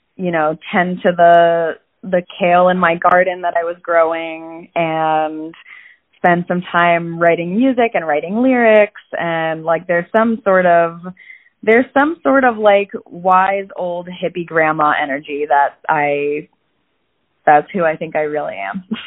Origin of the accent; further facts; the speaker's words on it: Falls Church, Virginia, United States; I grew up in Falls Church, Virginia, which is right outside of DC